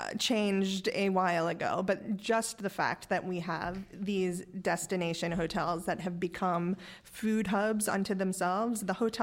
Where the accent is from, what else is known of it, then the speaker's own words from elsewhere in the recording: New York City, New York, United States; I grew up in Park Slope, which has a certain sort of connotation today. But when I grew up, it was... I'll admit it was the 80s and actually a very different neighborhood back then.